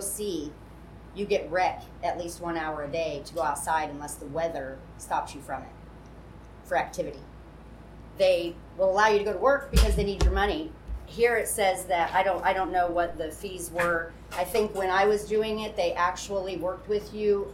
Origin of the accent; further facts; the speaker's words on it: United States; I went and interviewed the executive director of our community correction program in my county. I'm from Wells County